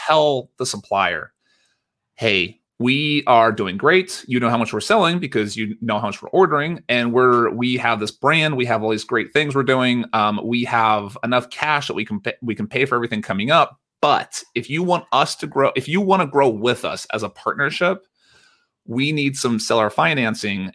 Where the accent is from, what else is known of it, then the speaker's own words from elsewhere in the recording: United States; accent: American; I'm an American, uh, by my accent